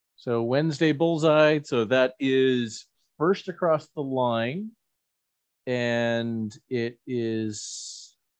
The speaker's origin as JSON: {"language": "English", "town": "Saint John", "region": "New Brunswick", "country": "Canada", "tie": "born or raised there", "said": "my hometown Moosehead Breweries"}